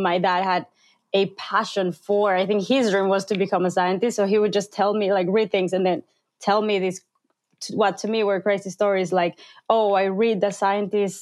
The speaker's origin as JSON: {"language": "English", "country": "Peru", "tie": "born or raised there", "moved": "yes", "said": "growing up in Peru"}